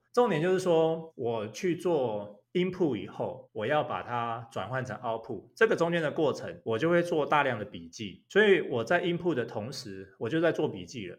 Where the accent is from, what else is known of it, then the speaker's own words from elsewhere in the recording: Taiwan; also born or lived in Taipei; now in Taichung, Taiwan; 我那时候在国外念大学，回到台湾